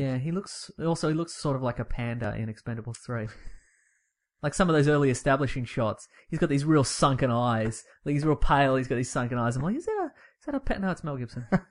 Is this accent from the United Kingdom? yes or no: no; Australia; I'm familiar with our Australian slang